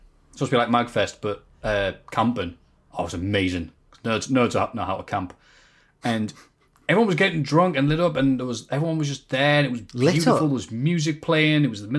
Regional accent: New England, United States; I said I'm from New England.

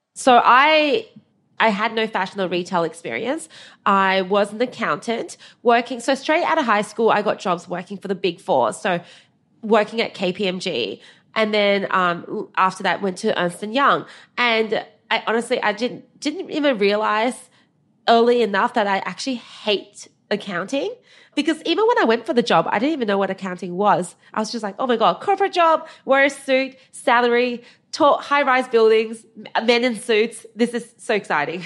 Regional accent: Australia; also born or lived in China; we immigrated from China when I was eight

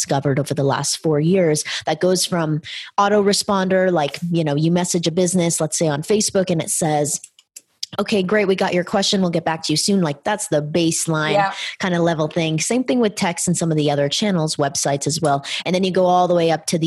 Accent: California, United States; We're from California.

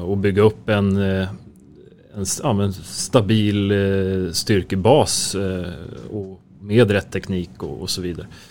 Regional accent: Märsta, Stockholm County, Sweden; also born or lived in Helsingborg; jag är född och uppväxt i, i Märsta.

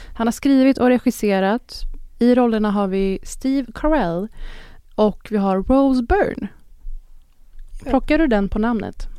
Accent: Sweden; för oss som svenskar

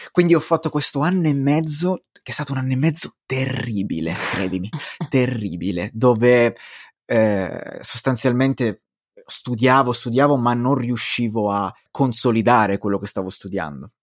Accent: Crotone, Calabria, Italy; io sono di origini calabresi, vengo da Crotone

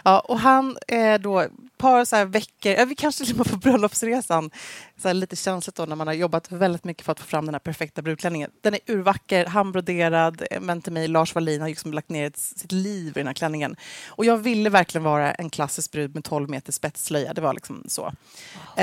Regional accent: Gävle, Gävleborg County, Sweden; jag växte upp då i Gävle hos uh, min härliga familj

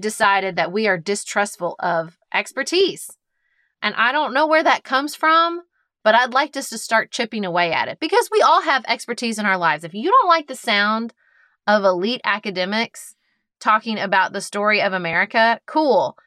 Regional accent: United States; as an American

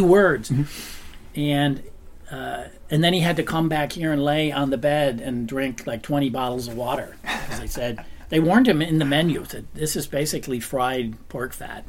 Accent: United States; moved away as an adult; now in Copenhagen, Denmark; I came over from America. I'm American

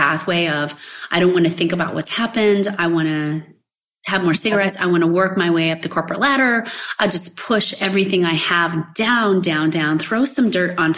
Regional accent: West Coast, United States; moved away as an adult; also born or lived in Kansas / Hawaii; I'm in Kansas now and away from basically everybody, right? Because I grew up in the West Coast.

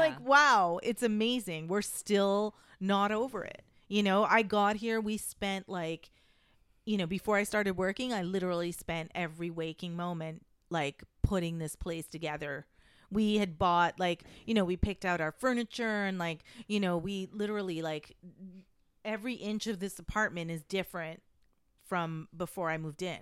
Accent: Canada; moved away as an adult; now in United States; I am a Canadian citizen, so that's, but I am a permanent resident in the United States

